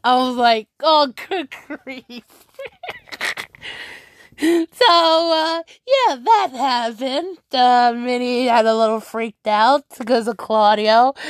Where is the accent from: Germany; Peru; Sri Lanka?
Peru; now in United States; I'm a pro Clash Royale player for Tribe Gaming in the United States, but I am originally from Peru.